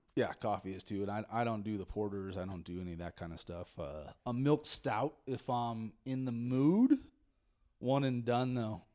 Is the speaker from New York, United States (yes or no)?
no; Redding, California, United States; also born or lived in Monterey area; I grew up in Redding